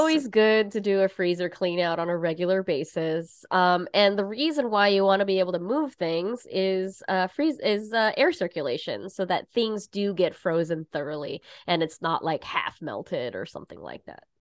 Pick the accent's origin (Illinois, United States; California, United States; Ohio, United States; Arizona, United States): California, United States; Southern; now in New York, United States; I grew up in California, spent, you know, my high school period of my life in Southern California